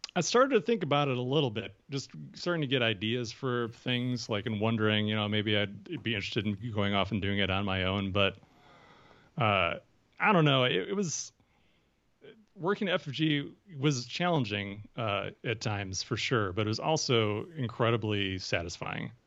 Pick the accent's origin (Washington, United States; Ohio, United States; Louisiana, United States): Ohio, United States; moved away as an adult; also born or lived in Wisconsin / Minnesota; I was born in Wisconsin, which, you know, neighbors Minnesota, uh, but I, uh, moved to Ohio when I was, uh, a teenager, or when I was, when I was younger, I was there for my teen years